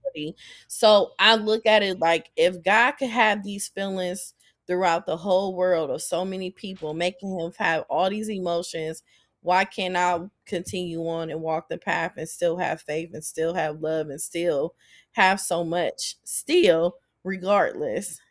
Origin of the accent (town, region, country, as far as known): Akron, Ohio, United States; born or raised there